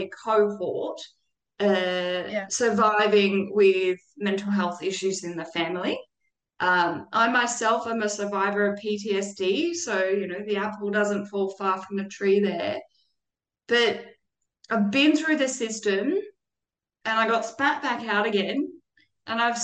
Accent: Australia; I was born in Australia

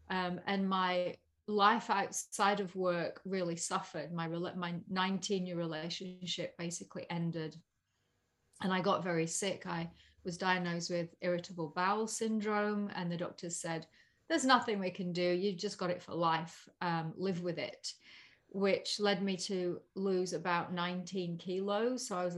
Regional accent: Yorkshire and the Humber, United Kingdom; So I had that real immigrant blood growing up in Yorkshire in England.

